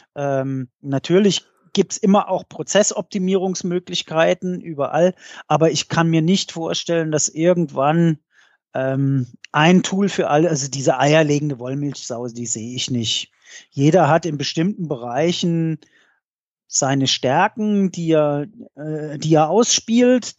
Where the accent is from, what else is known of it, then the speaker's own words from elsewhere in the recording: Mainz, Rhineland-Palatinate, Germany; bei uns in Mainz